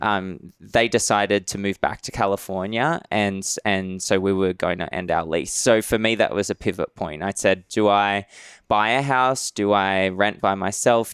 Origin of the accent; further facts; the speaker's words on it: Sydney, New South Wales, Australia; accent: Australian; moved away as an adult; also born or lived in Madrid / Austin; So I grew up in Sydney, Aus, in Western Sydney